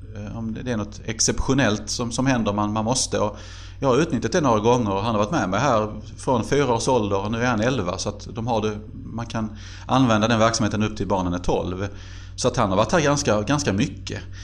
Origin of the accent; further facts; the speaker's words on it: Helsingborg, Skåne, Sweden; moved away as an adult; also born or lived in Glumslöv; now in Karlskrona, Sweden; Glumslöv tillhör ju Landskrona men det är väl ändå Helsingborg som alltid har varit min hemstad